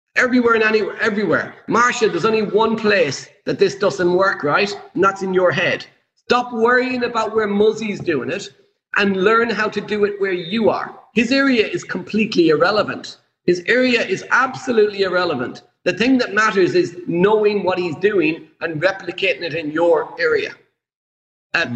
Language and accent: English; Ireland; I'm Irish